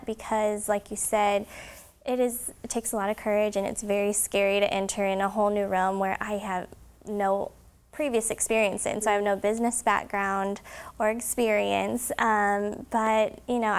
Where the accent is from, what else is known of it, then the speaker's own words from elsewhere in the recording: Homer, Illinois, United States; I am actually from Homer, Illinois